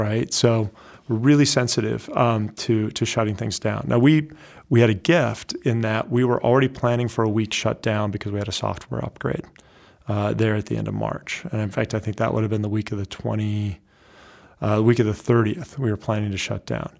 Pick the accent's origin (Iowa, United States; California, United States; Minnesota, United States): Iowa, United States; moved away as an adult; also born or lived in West Coast / New Hampshire; I grew up in Iowa